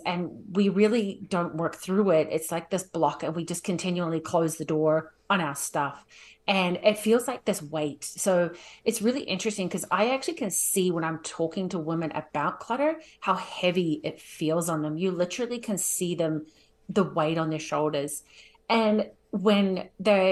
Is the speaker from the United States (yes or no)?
no; New Zealand; now in Calgary, Canada; I'm originally from New Zealand. I'll be short and sweet, but now I live in Calgary